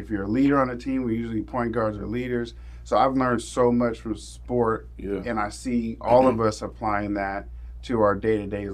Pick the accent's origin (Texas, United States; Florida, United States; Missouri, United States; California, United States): California, United States; Oxnard; also born or lived in the South (US); I was born in the South, but I grew up in Oxnard